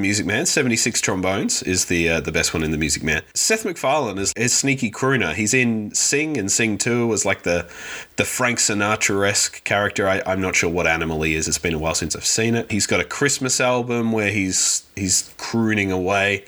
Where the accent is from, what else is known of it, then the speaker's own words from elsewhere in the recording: Australia; growing up in Australia where that is how you pronounce it